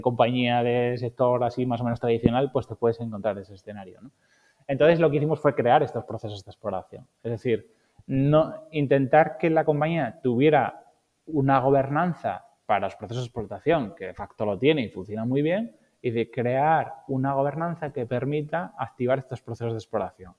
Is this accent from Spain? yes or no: yes; Asturias, Spain; yo soy asturiano